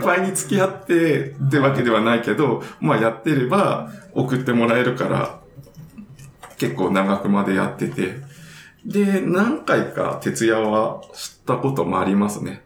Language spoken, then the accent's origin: Japanese; Hokkaido, Japan; 北海道で育ってたんで